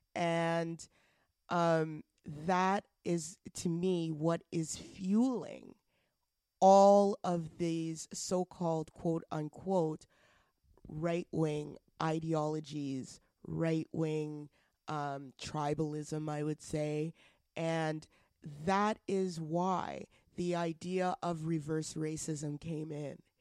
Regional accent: Alberta, Canada; now in Ontario, Canada; I'm from Alberta

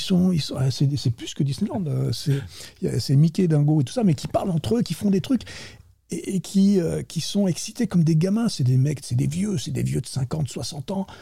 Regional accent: France; moved away as an adult; now in Silicon Valley, United States; je suis français, franchouillard de base, hein, quand même. Ça depuis donc 30 ans, je suis là-bas

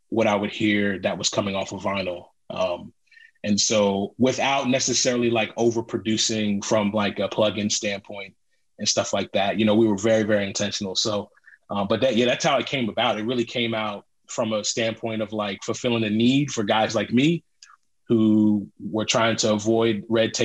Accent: Philadelphia, Pennsylvania, United States; I'm from Philly

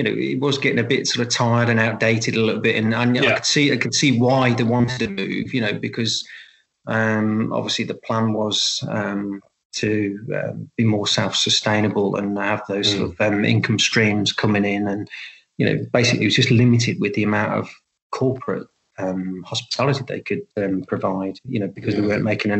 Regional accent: Nuneaton, West Midlands, United Kingdom; also born or lived in Northern Ireland / Coventry; I grew up in Nuneaton in Stocking Ford

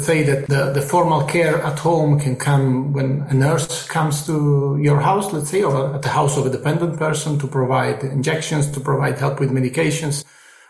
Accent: Trieste, Friuli-Venezia Giulia, Italy; I am in Italy, in my hometown in Trieste, with my parents and my girlfriend

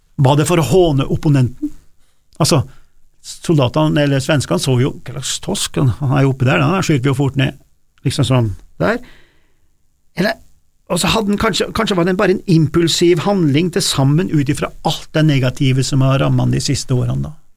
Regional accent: Norway; der jeg kommer fra, da, fra min dialekt, fra, fra, fra mitt område oppe på Dårefjell

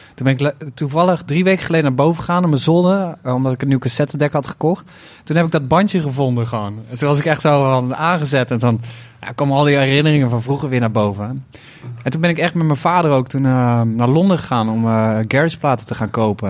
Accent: 's-Hertogenbosch, North Brabant, Netherlands; Uit de echte buurt waar ik ben opgegroeid

